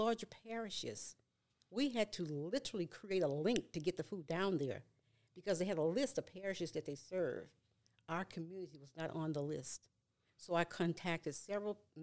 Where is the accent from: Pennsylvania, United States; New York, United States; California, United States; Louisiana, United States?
Louisiana, United States; Sicily Island; moved away; I grew up in Louisiana